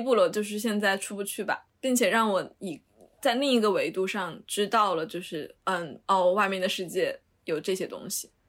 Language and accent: Chinese; Sichuan, China; now in Beijing, China; 我们四川人